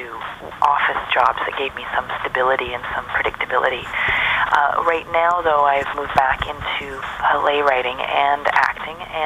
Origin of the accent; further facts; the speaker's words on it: Vancouver, British Columbia, Canada; in my hometown, Vancouver